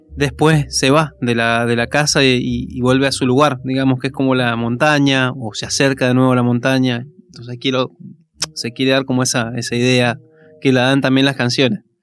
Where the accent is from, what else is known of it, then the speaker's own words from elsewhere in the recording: Maipú, Mendoza, Argentina; also born or lived in Godoy Cruz; Soy de Maipú. Eh, nací en Maipú. Es toda zona, digamos, la zona metropolitana de Mendoza.